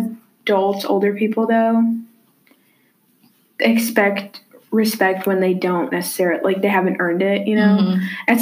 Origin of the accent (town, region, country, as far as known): Tennessee, United States; born or raised there